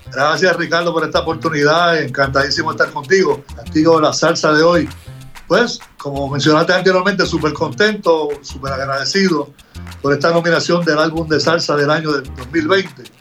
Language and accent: Spanish; Humacao, Puerto Rico; de mi pueblo Humacao